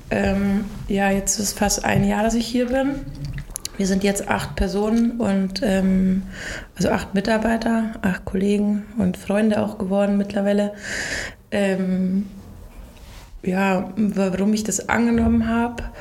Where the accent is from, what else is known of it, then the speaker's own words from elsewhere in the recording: Ingolstadt, Bavaria, Germany; Ein Ingolstädter Kind, mhm. äh, aufgewachsen in der Kupferstraße. Mm, meine Eltern hatten ein Sportgeschäft und mein Vater ist dann in die Gastronomie gegangen.